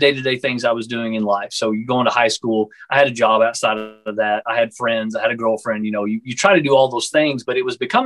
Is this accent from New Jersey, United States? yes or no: no; Texas, United States; I'm from the Texas area in the United States